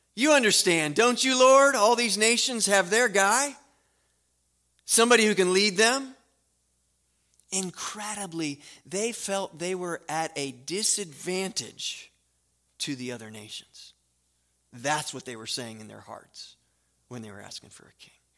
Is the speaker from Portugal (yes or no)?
no; United States; I am an American